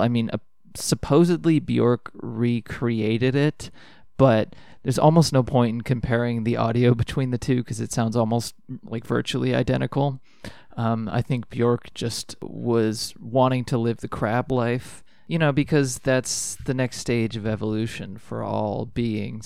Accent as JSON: {"language": "English", "region": "Ohio", "country": "United States", "tie": "born or raised there", "said": "I grew up in Ohio."}